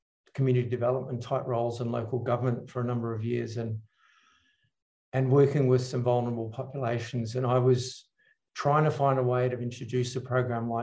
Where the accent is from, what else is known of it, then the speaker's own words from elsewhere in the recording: New Zealand; I grew up in New Zealand